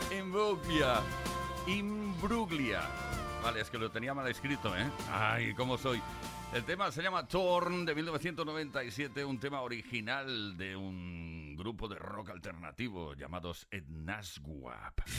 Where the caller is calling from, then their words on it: Seville, Andalusia, Spain; … de Sevilla. Hola … de Sevilla.